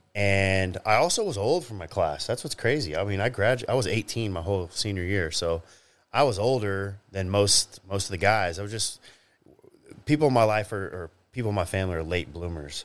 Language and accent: English; Grapevine, Texas, United States; I grew up in Grapevine, Texas